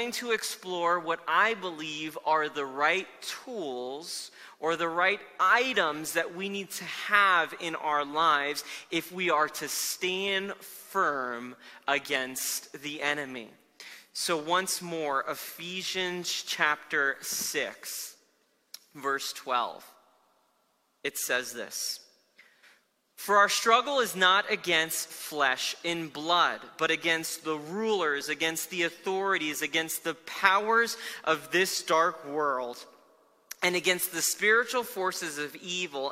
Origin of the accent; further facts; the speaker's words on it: South Florida, United States; moved away as an adult; now in Denver, United States; I grew up in Florida for most of my life